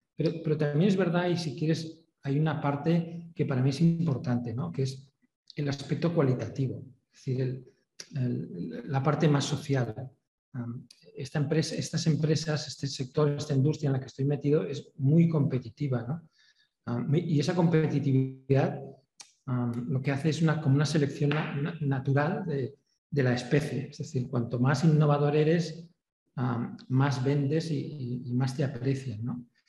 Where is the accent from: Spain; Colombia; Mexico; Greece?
Spain; nosotros somos españoles